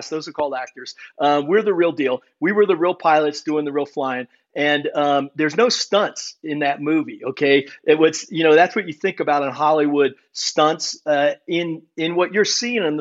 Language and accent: English; Germany; born there